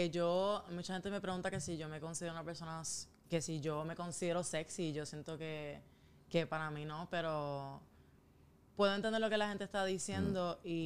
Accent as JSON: {"language": "Spanish", "country": "Puerto Rico", "said": "yo tengo toda mi familia aquí"}